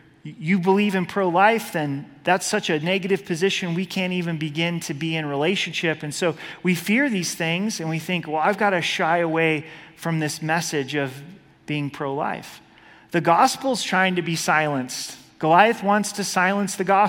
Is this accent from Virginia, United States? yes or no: no; Oregon, United States; I was born and raised in Oregon